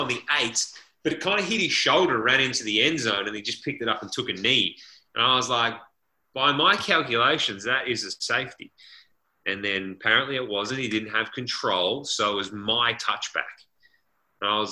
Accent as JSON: {"language": "English", "country": "Australia", "moved": "as an adult", "lives_now": "United States", "said": "as an Aussie"}